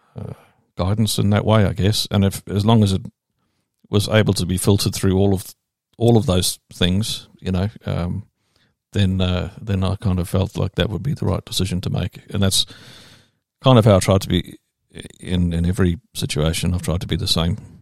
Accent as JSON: {"language": "English", "town": "Durban", "region": "KwaZulu-Natal", "country": "South Africa", "also_born_or_lived": "England", "accent": "English", "moved": "as an adult", "lives_now": "New Zealand", "said": "I'm from the English part. I'm from Durban."}